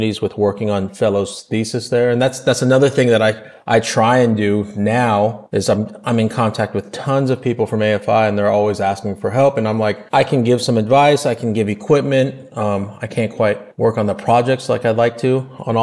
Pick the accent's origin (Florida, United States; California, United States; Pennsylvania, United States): California, United States; Los Angeles; I was born and raised in Los Angeles